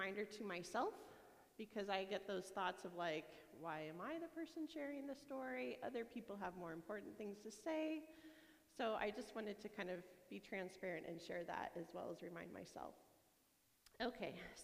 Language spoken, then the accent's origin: English; Yakima, Washington, United States; I grew up in Yakima.